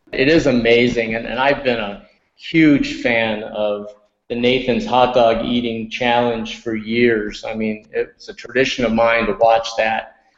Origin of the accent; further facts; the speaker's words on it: upstate New York, United States; I grew up in upstate New York